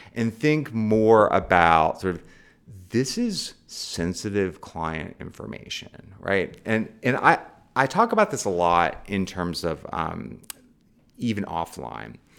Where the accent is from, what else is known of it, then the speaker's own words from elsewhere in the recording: Charleston, West Virginia, United States; moved away; I came from Charleston, West Virginia, right? Um, the, uh, school that I was supposed to go to, the high school, had no black students in it